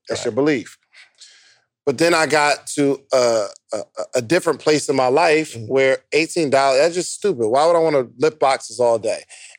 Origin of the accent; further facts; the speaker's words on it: New Jersey, United States; So, when I'm growing up in New Jersey, if you had a job making $18 an hour